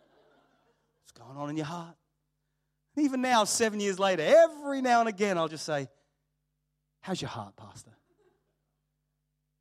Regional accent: Australia; people knew I grew up in Australia

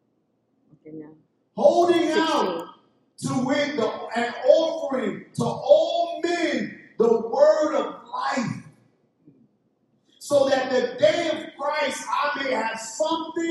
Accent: New York City, New York, United States; I came from East New York, Brooklyn. That's the ghetto of the United States

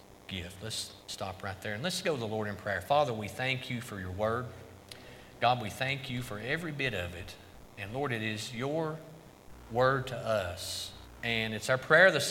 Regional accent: Carter County, East Tennessee, United States; moved away as an adult; also born or lived in Idaho; Me and my wife both, we grew up here in Carter County.

